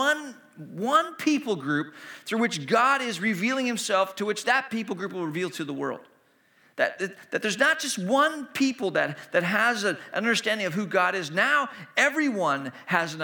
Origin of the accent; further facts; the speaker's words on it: Hong Kong; moved away; also born or lived in China; I grew up in Hong Kong, and I was, you know, practicing my Cantonese with people I was meeting